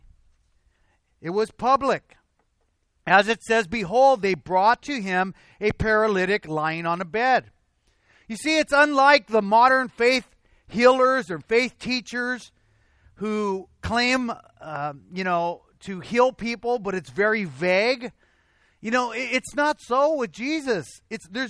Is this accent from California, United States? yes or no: yes; Azusa, California, United States; also born or lived in Covina; Sometimes I'll say, I'm from Covina. Because this is where I work. This is where I spend a lot of my time, even though I'm raised in Azusa